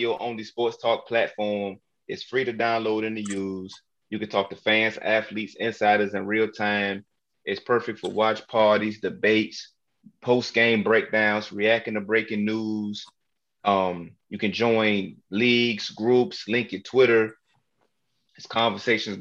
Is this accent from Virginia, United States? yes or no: yes; Newport News, Virginia, United States; I'm from Newport News, Virginia